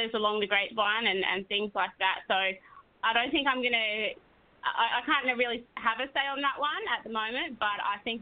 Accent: Australia; moved away as an adult; I'm Aussie

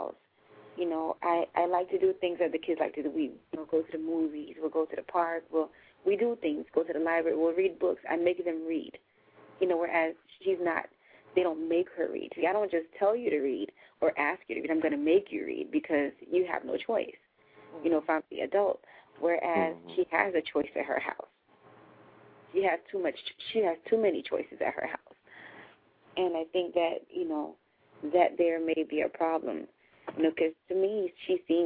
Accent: United States; the way that we were raised here in the United States

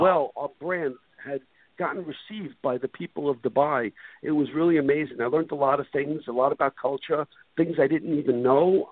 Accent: New York City, New York, United States; moved away as an adult; now in Florida, United States; I bought a one-way ticket to Florida from Brooklyn, New York

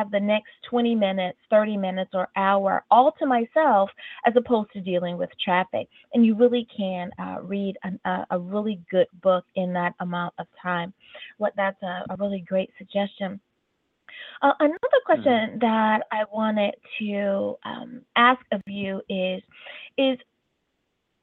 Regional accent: East Coast, United States; moved away as an adult; now in West Coast, United States; I am born and raised on the East Coast

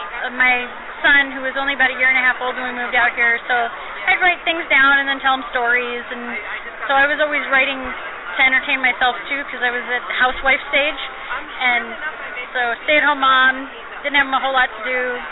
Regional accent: New York, United States; people also, as soon as they hear I'm from New York, they immediately think I'm from the city, and that was not the case when I was growing up. I grew up in a very empty, open area, a lot of trees, a lot of swamps, a lot of open fields.

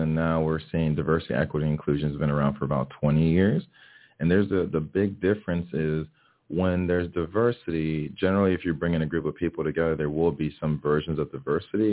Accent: Miami, Florida, United States; English is a second language; growing up in Miami, Florida, where we have a pretty diverse community. My family's from Haiti, so I was born and raised here in Miami.

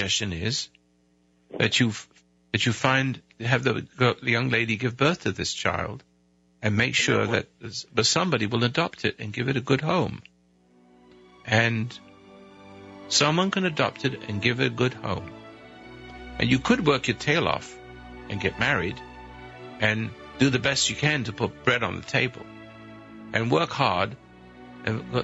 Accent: United Kingdom; now in United States; I'm British. I used to be anyway. I rebelled. I became American

